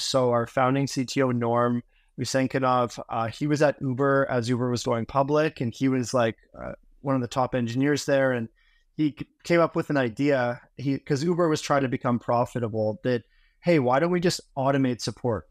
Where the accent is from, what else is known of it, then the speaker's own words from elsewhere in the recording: Vancouver, British Columbia, Canada; moved away as an adult; I'm originally from Vancouver, Canada